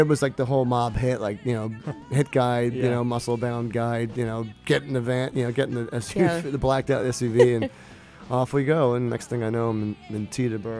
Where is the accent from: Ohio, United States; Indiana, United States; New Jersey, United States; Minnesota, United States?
New Jersey, United States; we're from New Jersey, even though none of us are Italian, we're all Irish.